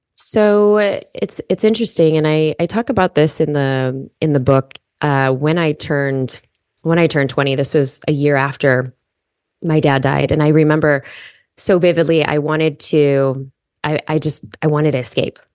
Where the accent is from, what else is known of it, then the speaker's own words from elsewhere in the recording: Chicago, Illinois, United States; I grew up in Chicago